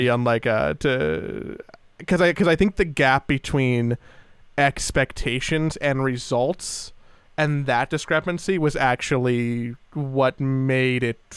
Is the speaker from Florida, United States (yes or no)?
no; Los Angeles, California, United States; born or raised there